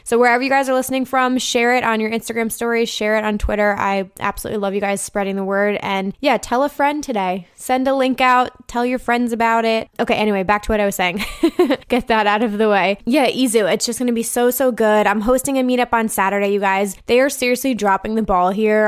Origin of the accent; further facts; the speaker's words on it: New Jersey, United States; moved away; I'm from New Jersey, so this is sort of like a hometown festival